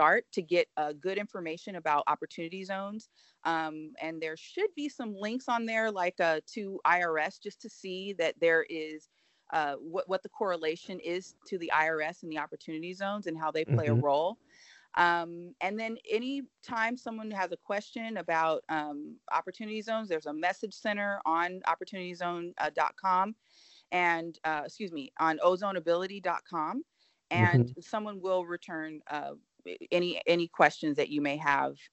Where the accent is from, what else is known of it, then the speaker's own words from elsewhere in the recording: United States; I, as an American, as a voter